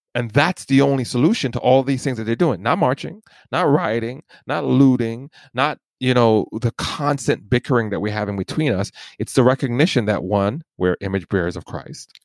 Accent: New York City, New York, United States; born or raised there; also born or lived in Jamaica

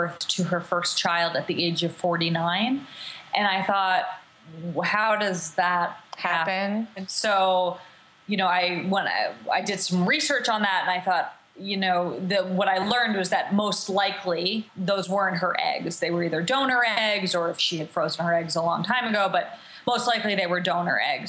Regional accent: New Jersey, United States; moved away as an adult; now in Los Angeles, United States; I live in Los Angeles. I'm from New Jersey. And I moved out here

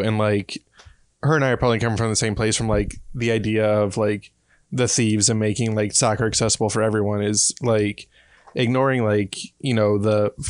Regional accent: Millstadt, Illinois, United States; moved away; I was in my hometown last week and someone was driving a souped up golf cart through Millstadt.

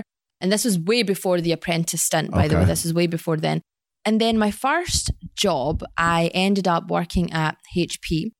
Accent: Glasgow, Scotland, United Kingdom; So I was born and raised in Scotland.

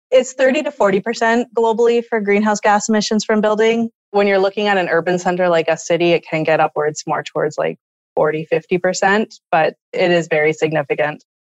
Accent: Thunder Bay, Ontario, Canada; I grew up in Thunder Bay, Ontario, Northwestern Ontario

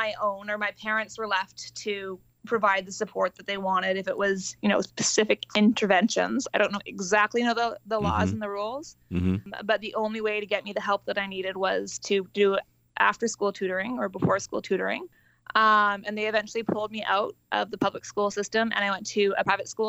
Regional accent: Vancouver, British Columbia, Canada; Vancouver, British Columbia.

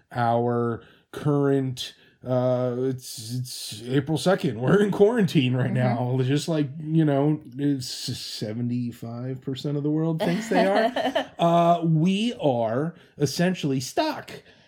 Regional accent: Midwest, United States; our youth, growing up in the Midwest.

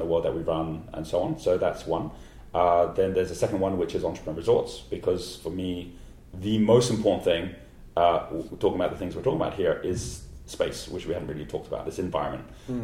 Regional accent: Hong Kong; moved away as an adult; also born or lived in Cambridge, England; I grew up in Hong Kong. I was born in Hong Kong, and I grew up in Asia.

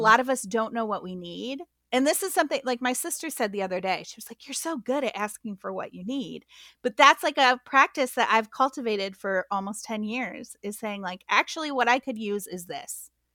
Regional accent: Midwest, United States; now in Atlanta, United States; I was not raised southern, I was raised in the Midwest

